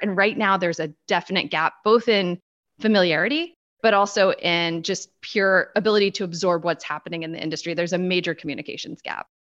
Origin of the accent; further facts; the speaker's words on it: Washington, District of Columbia, United States; I am talking to you literally from half a mile from the White House. So, quintessential Beltway insider for better or worse. this is my hometown